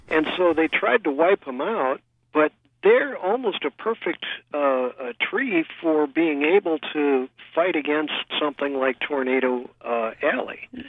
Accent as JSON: {"language": "English", "town": "St. Louis", "region": "Missouri", "country": "United States", "moved": "yes", "said": "I'm originally from Saint Louis"}